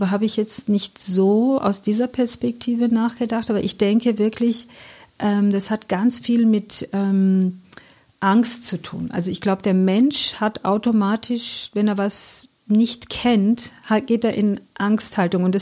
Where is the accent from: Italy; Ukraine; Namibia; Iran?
Iran; German is a second language; now in Germany; Also die Stadt okay. ist leider überhaupt nichts mehr mit dem zu tun, wo ich groß geworden bin. Dennoch, ähm, die Menschen sind gleich. Also ich finde, das, was sich nicht verändert hat, ist diese Herzlichkeit, diese Liebenswürdigkeit, diese Gastfreundschaft der Menschen. Also das, das Wertvollste im Iran sind die Menschen.